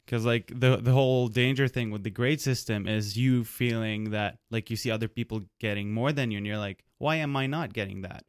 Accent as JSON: {"language": "English", "country": "Lebanon", "tie": "born or raised there", "moved": "yes", "said": "I was born in Lebanon"}